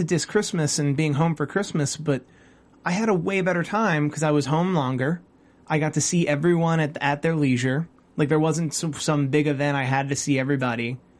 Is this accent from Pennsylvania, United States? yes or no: yes; Philadelphia, Pennsylvania, United States; now in Los Angeles, United States; I'm from Philadelphia. My whole family's in Philadelphia. I live out here now.